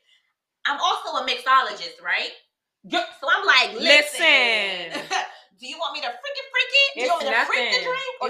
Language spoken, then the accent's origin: English; the South, United States; I'm from the South.